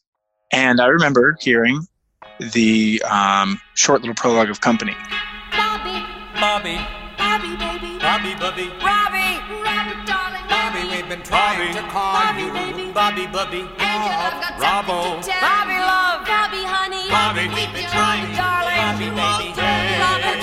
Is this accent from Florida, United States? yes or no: no; North Carolina, United States; also born or lived in Virginia; I came from a pretty small conservative backwater town where we grew up in North Carolina after we moved away from Virginia.